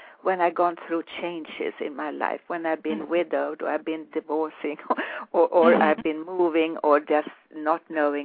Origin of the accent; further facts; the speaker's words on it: Sweden; moved away; growing up in Sweden